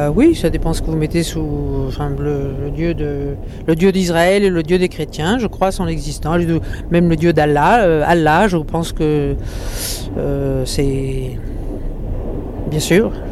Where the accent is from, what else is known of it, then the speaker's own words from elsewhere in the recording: Marseille, Provence-Alpes-Côte d'Azur, France; nous sommes tous les deux marseillais.